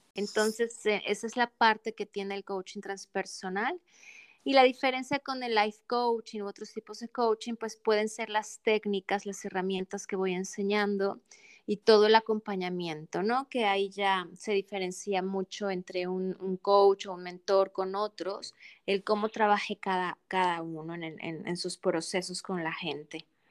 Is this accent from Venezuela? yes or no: no; Mexico; moved away as an adult; now in Adelaide, Australia; soy mexicana viviendo en Australia, en Adelaide, Australia, en la parte